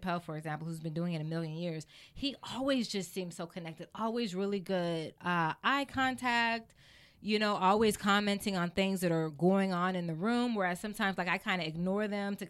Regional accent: Los Angeles, California, United States; Born and raised in L.A., I grew up in South Central.

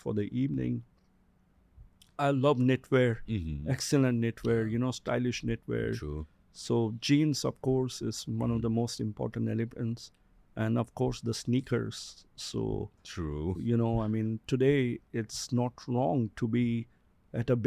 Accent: Singapore; also born or lived in Russia; But I have lived in Asia. I'm a Singaporean. I've lived in Singapore.

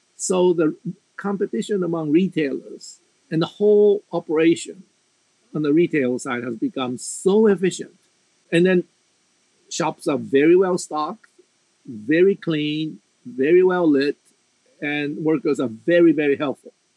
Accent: United States; moved away as an adult; now in Japan; every time I go back home to the United States

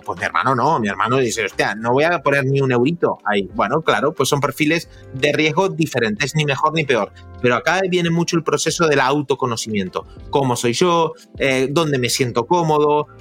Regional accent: Argentina; soy argentino

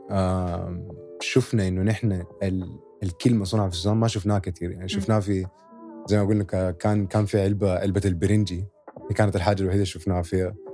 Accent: Sudan; now in United Arab Emirates; كان نحن ناس سودانيين اصحابنا سودانيين هنا في الامارات

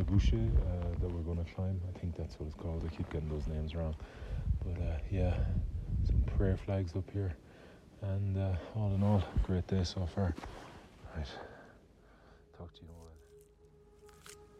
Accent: Ireland

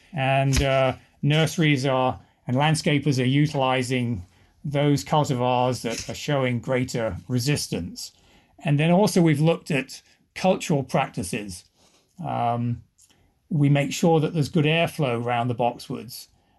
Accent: England, United Kingdom; now in United States; But if I talk to my family back in England, they say I've lost my accent and just sound very American. And my kids tell people I don't have an accent.

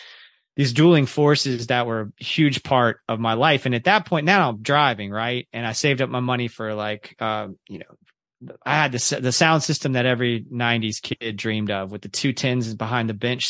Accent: the South, United States; growing up in the Baptist church in the South.

